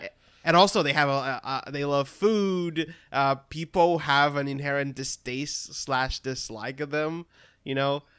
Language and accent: English; Brazil; English is a second language; moved away as an adult; now in United States; I am originally from Brazil. I only moved to the U S a couple of years back